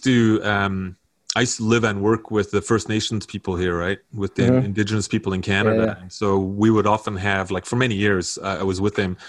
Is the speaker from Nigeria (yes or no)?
no; South Africa; now in North America; I'm from South Africa, as you can hear, I'm not from here